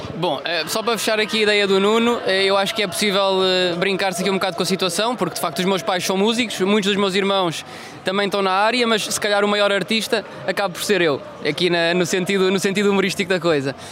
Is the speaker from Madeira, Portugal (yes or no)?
yes; Funchal, Madeira, Portugal; sou natural do Funchal